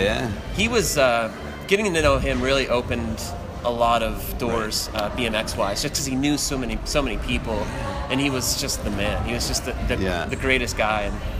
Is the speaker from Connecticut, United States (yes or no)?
no; Cary, North Carolina, United States; now in Pennsylvania, United States; I grew up in North Carolina. Right outside of Raleigh, which is the capital city, in a little sleepy town called Cary, North Carolina.